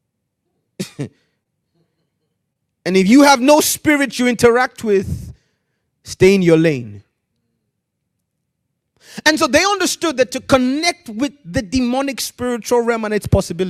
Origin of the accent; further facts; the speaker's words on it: Nigeria; moved away as an adult; now in United Kingdom; Growing up in Nigeria, I grew up in Nigeria.